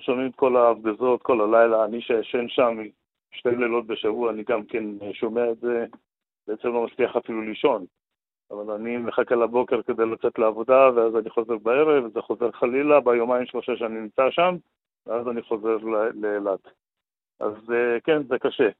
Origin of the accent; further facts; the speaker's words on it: Sderot, Southern District, Israel; שאלו מאיפה אתם, אמרנו משדרות